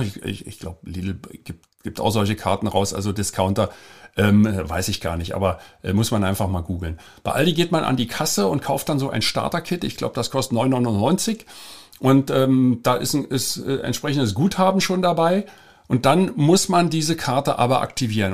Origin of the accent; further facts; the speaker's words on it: Germany; als Deutscher